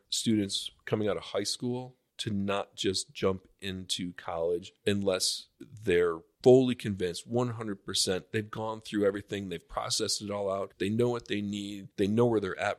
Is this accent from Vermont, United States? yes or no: no; Buffalo, New York, United States; so I grew up in Buffalo, uh, New York.